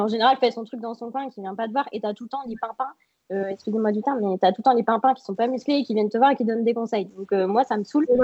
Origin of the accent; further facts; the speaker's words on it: Troyes, Grand Est, France; je suis de Troyes, donc euh, en France, euh, dans le nord-est.